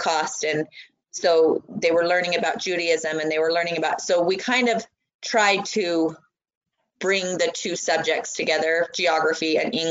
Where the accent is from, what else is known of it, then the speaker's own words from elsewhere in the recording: American Fork, Utah, United States; when I'm from American Fork, he was there when I went to school at American Fork Junior